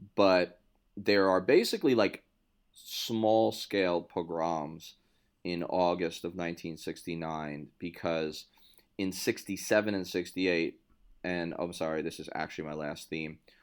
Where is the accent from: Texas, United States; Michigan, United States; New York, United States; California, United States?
New York, United States; New York City; born or raised there